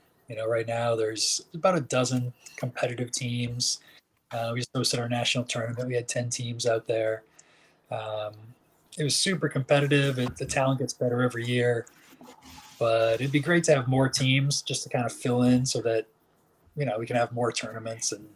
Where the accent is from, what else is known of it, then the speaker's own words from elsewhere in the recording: outside of Boston, Massachusetts, United States; I grew up in Massachusetts, outside of Boston